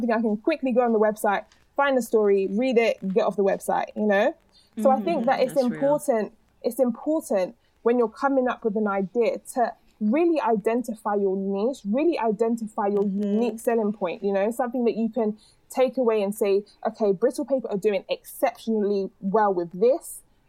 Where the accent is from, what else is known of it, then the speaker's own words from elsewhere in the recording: London, United Kingdom; Like I would never think to say I'm British, I'm from London, other than if it was a scenario where people were asking me based on my accent, right?